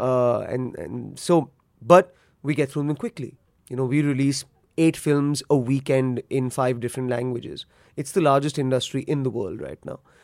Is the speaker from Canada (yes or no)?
no; India; born or raised there